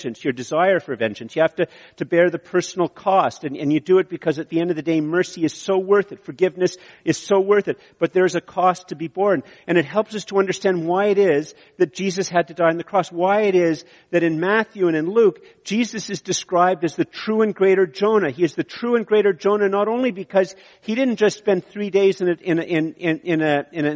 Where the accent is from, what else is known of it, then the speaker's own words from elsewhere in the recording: Canada; I'm Canadian